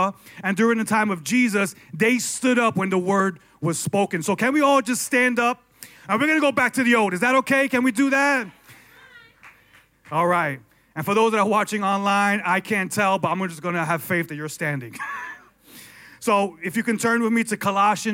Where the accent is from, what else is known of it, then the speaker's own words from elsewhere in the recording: New York, United States; I was born and raised in New York